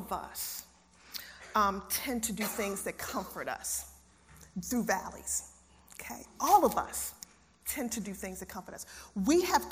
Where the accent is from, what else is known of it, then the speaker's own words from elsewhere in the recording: Baltimore, Maryland, United States; I'm from Baltimore City